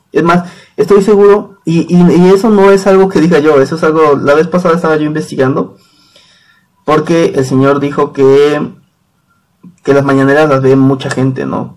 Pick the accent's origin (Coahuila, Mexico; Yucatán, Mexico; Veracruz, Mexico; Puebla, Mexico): Puebla, Mexico; Tatlisco; yo soy de Tatlisco, una comunidad de Puebla